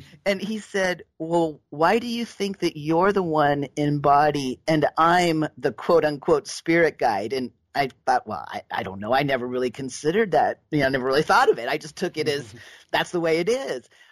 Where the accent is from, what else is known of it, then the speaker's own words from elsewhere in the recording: Southern California, United States; I was raised in Southern California